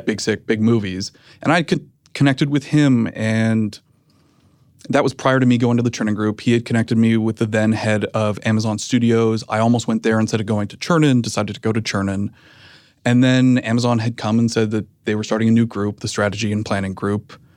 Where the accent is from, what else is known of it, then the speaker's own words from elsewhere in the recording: Canada; moved away as an adult; now in United States; I'm Canadian. I had recently moved to the United States.